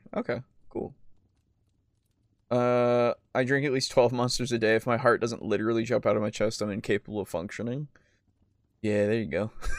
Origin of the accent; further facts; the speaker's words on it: United Kingdom; Source, I am British.